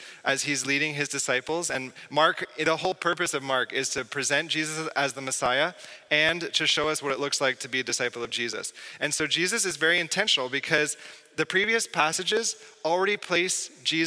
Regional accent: southwest of Toronto, Ontario, Canada; moved away as an adult; now in Quebec, Canada; I'm from Ontario, southwest of Toronto

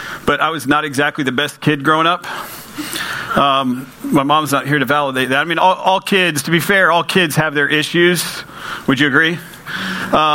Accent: United States; I'm from Polk County.

